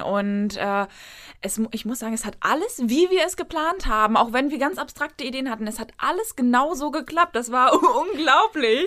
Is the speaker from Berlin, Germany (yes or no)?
yes; Berlin, Germany; moved away as an adult; also born or lived in northern Germany; als eigentlich gebürtige Berlinerin, auch der bestimmt dritten oder vierten Generation